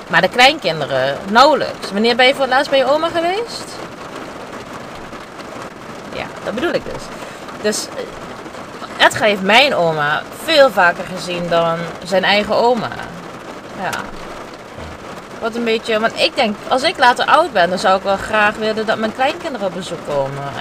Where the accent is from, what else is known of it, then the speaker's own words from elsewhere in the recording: Heerlen, Limburg, Netherlands; now in Amsterdam, Netherlands; Ik kom uit Heerlen.